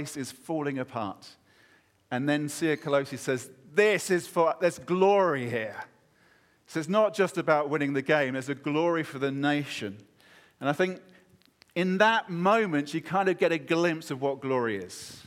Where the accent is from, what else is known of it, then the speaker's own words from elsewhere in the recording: United Kingdom; as a Brit